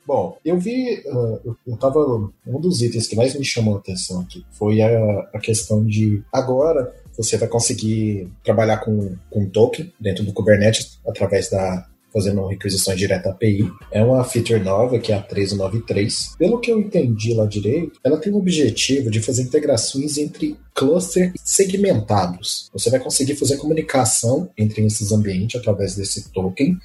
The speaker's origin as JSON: {"language": "Portuguese", "town": "Uberlândia", "region": "Minas Gerais", "country": "Brazil", "moved": "as an adult", "lives_now": "São Paulo, Brazil", "said": "eu sou mineiro, vim de Uberlândia, estou há cerca de um ano em São Paulo"}